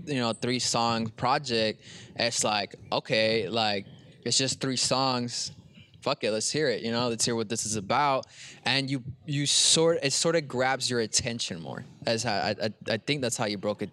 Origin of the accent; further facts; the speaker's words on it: Brawley, California, United States; I'm from Brawley.